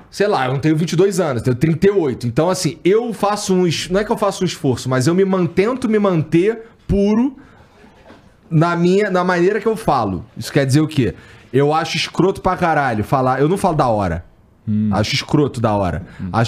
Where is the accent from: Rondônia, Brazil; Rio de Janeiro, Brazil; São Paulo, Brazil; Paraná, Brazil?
Rio de Janeiro, Brazil; Antes da aula, eu sou carioca. Então, assim, falar, para mim, é muito fácil.